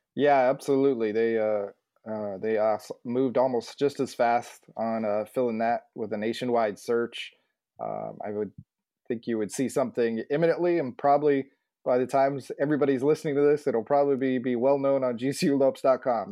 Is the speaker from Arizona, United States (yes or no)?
yes; Phoenix, Arizona, United States; also born or lived in San Antonio / Kansas City; I grew up in the West Phoenix area, which is ironically around GCU